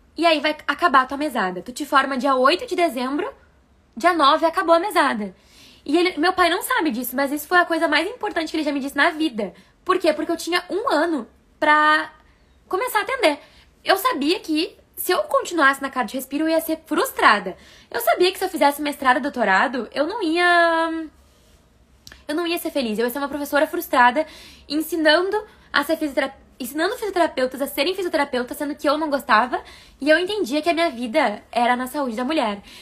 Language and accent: Portuguese; Taquara, Rio Grande do Sul, Brazil; moved away; also born or lived in Porto Alegre / São Paulo; eu sou de Taquara, capital do Sorriso, no interior do Rio Grande do Sul, que veio para Porto Alegre